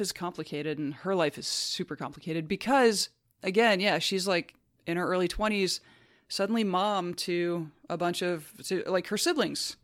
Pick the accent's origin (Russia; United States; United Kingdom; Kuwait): United States; As an American